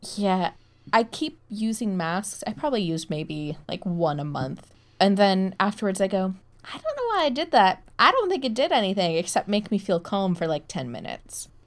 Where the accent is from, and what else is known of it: United States; moved away